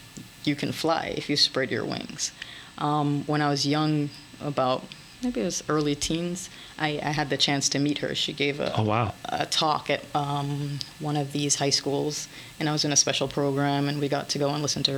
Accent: Jamaica; moved away; also born or lived in France; I'm a Jamaican

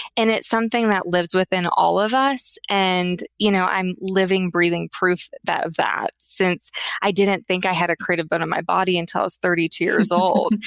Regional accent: Tulsa, Oklahoma, United States; I grew up in Tulsa, Oklahoma.

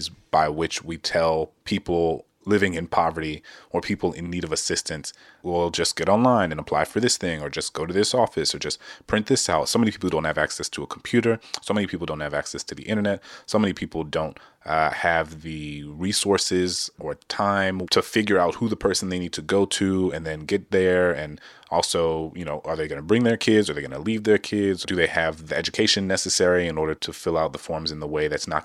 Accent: New Orleans, Louisiana, United States; I'm from New Orleans, and Hurricane Katrina was my senior year of high school. Our home neighborhood was destroyed

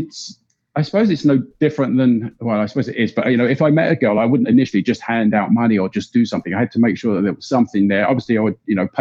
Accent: England, United Kingdom; moved away; I'm originally from England

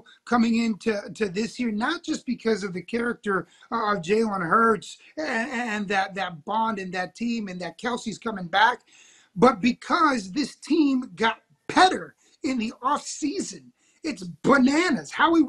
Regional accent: Washington, District of Columbia, United States; So, look, I'm from Washington, D.C. originally.

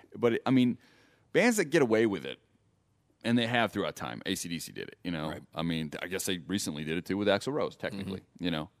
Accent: Las Vegas, Nevada, United States; we are from Vegas.

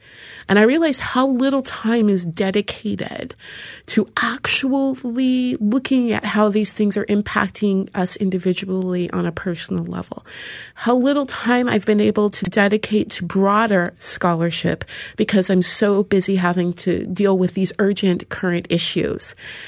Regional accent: Seattle, Washington, United States; Seattle is a weird place. There's hardly any black people there, and especially when I was growing up, there were hardly any at all.

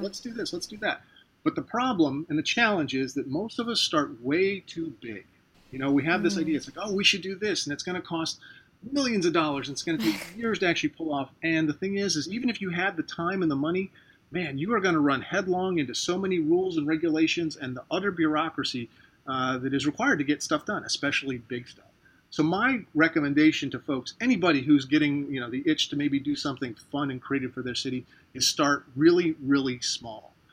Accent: Ohio, United States; now in St. Petersburg, United States; I'm originally from Ohio.

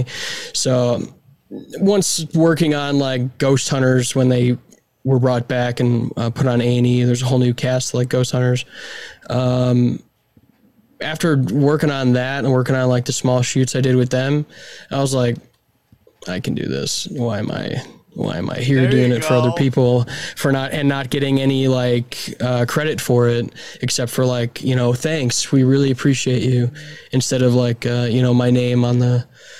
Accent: Chicago, Illinois, United States; moved away as an adult; now in Los Angeles, United States; I'm from Chicago originally, went to film school

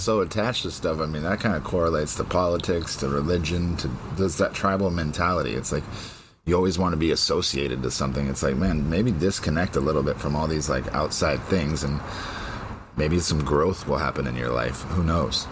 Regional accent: United States; here in America

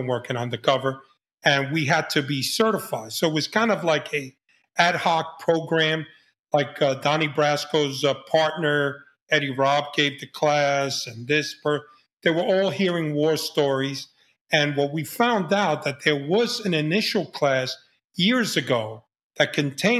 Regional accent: New York City, New York, United States; I was a kid from the Bronx

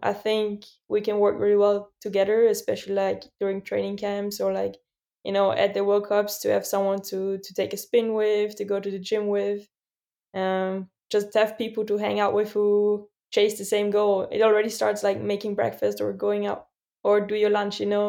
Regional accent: Austria; my hometown, Svalbard

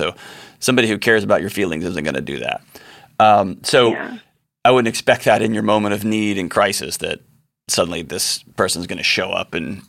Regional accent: Texas, United States; my home state of Texas

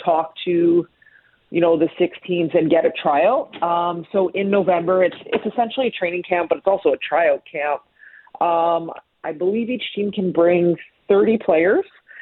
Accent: Ste. Anne, Manitoba, Canada; now in Toronto, Canada; I grew up in St. Anne, and I was the only girl my age that played

